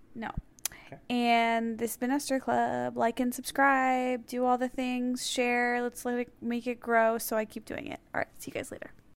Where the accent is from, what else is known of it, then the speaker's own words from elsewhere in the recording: Skokie, Illinois, United States; moved away; Skokie in my hometown